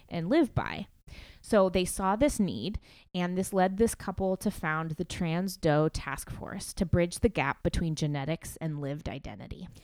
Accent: McMinnville, Oregon, United States; McMinnville, my hometown

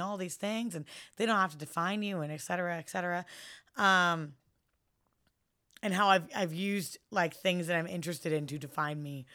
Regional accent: San Francisco, California, United States; I was very, very lucky to grow up someplace as, uh, liberal and free and open as, as San Francisco

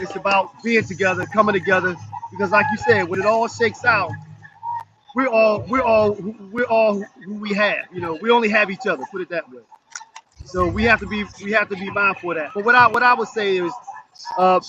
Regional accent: Philadelphia, Pennsylvania, United States; moved away; I'm from North Philly and have been able to get out of it

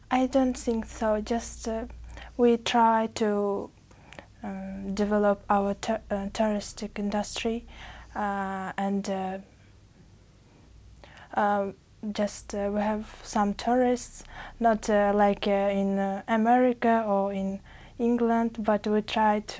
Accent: Uzbekistan; English is a second language; From Uzbekistan.

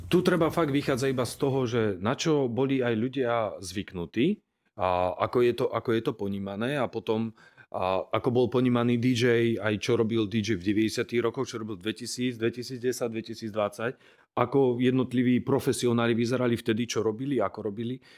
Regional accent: Martin, Žilina Region, Slovakia; som Martinčan ako aj Janek, rozprávame relatívne čistou slovenčinou

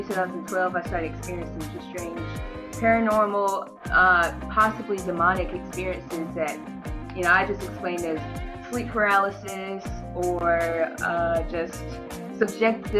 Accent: Pembroke, North Carolina, United States; moved away; Originally, I am from North Carolina, a little town called Pembroke, North Carolina, and it's very rural, very country area

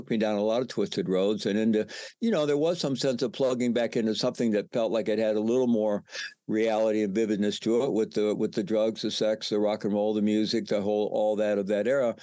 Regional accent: United States; moved away as an adult; also born or lived in Peru

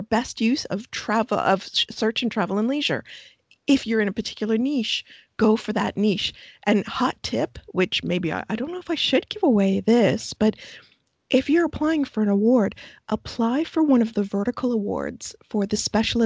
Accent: Canada; as Canadians

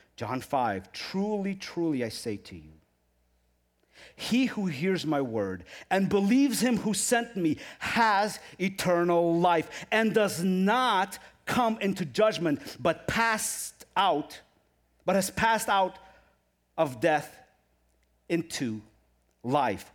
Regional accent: Ukraine; moved away; I come from Ukraine

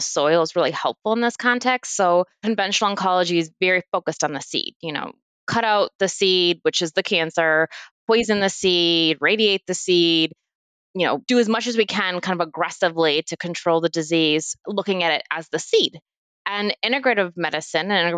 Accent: Midwest, United States; moved away; also born or lived in Perth, Australia; I grew up in the Midwest

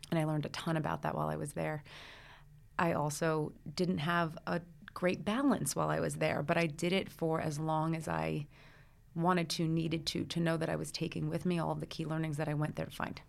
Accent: Brooklyn, New Jersey, United States; I grew up in the Brooklyn, New Jersey area. So I was born in Brooklyn. I went to school in New Jersey.

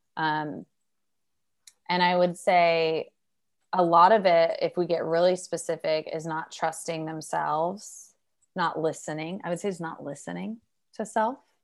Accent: Oregon, United States; I'm from Oregon

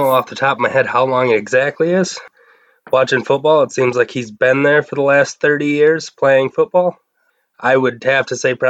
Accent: Detroit, Michigan, United States; moved away; As for the growing up in Detroit

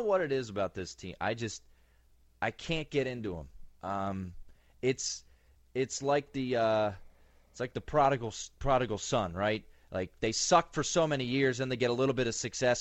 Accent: Montgomery County, Maryland, United States; I grew up in Montgomery County. A lot of my friends went to Georgetown Prep.

